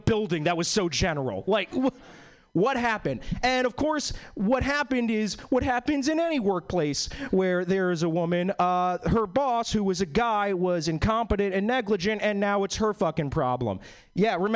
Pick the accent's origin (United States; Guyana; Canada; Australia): United States; East Coast; now in Seattle, United States; I was born and bred in the East Coast. All my family is from like Boston and New York